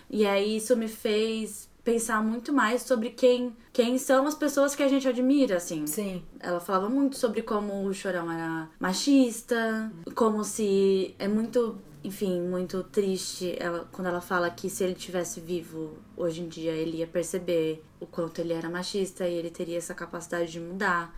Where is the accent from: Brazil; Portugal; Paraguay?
Brazil; ABC, São Paulo; also born or lived in Northeast Brazil; Eu cresci no ABC. Enfim, eu nasci no ABC, morei no Nordeste, depois voltei pra ABC